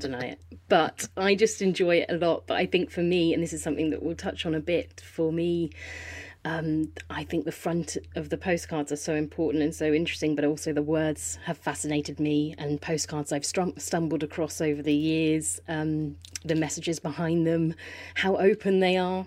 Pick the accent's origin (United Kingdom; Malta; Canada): United Kingdom; Poole, South West England; moved away as an adult; also born or lived in London; I was born in Poole Hospital, uh, grew up down here